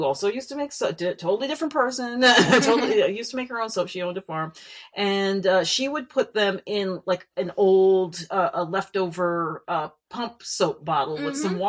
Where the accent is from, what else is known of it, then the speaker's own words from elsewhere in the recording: New Jersey, United States; now in Hawaii, United States; we're both from New Jersey